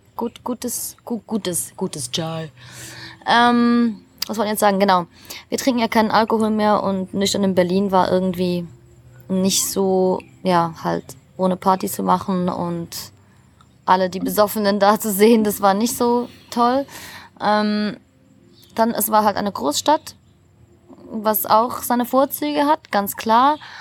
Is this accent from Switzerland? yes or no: yes; Switzerland; moved away; für mich als Schweizerin